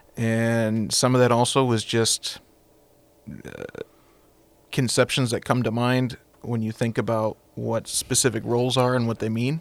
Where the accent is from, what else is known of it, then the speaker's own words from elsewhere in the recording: United States; being American